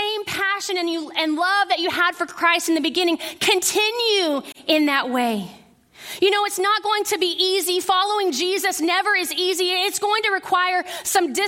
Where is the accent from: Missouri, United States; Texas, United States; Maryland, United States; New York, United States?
Texas, United States; Midland; I grew up in West Texas in Midland